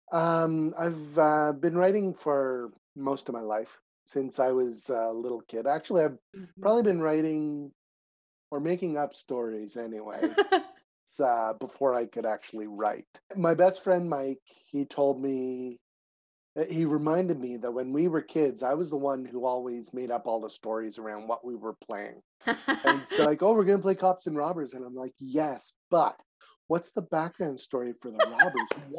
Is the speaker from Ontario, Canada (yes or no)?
no; Montreal, Quebec, Canada; moved away as an adult; also born or lived in Calgary; I was born in Montreal, mm-hmm. went to Calgary for 12 years, and then came back to this side of the country